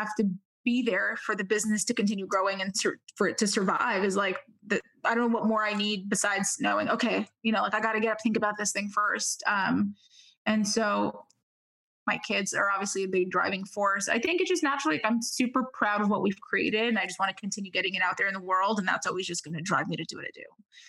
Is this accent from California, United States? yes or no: no; New York, United States; Growing up in New York, you become callous really quick to a lot of things.